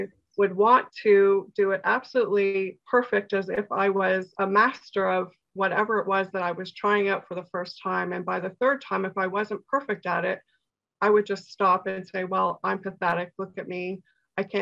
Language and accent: English; Toronto, Ontario, Canada; moved away as an adult; now in Barrie, Canada; I'm originally from Toronto and I moved up into the Barrie area about 10 years ago